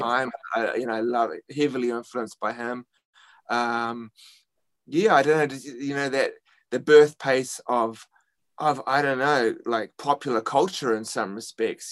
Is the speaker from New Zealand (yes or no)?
yes; New Zealand; now in New York City, United States